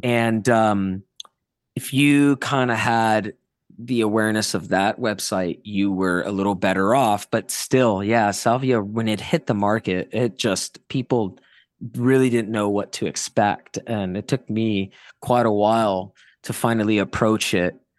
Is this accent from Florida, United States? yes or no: yes; South Florida, United States; growing up in South Florida in the early two thousands